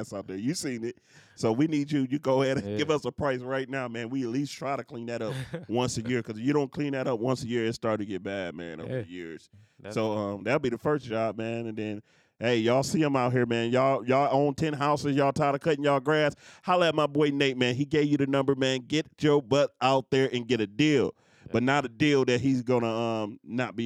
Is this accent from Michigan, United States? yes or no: yes; Detroit, Michigan, United States; I come from Detroit